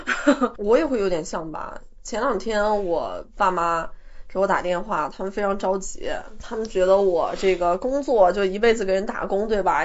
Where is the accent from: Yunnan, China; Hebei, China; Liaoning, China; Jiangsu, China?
Yunnan, China; a small county town in; 就是在云南的一个小县城里长大的